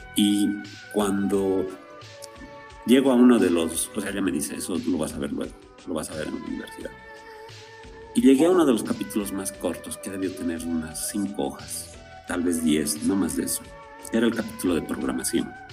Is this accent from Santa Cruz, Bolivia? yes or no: no; Potosí, Bolivia; yo soy de Potosí